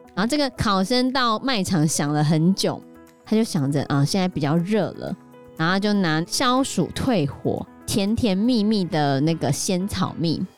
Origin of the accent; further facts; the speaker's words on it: Hsinchu, Taiwan; 因为我们是新竹人嘛